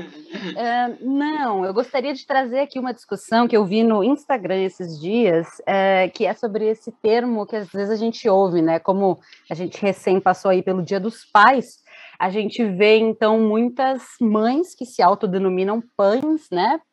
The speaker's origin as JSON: {"language": "Portuguese", "country": "Brazil", "said": "eu sou brasileira"}